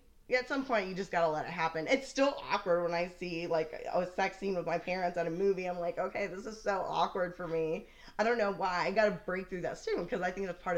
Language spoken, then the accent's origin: English; Oklahoma, United States; also born or lived in Buffalo, Oklahoma; I was born here in Oklahoma.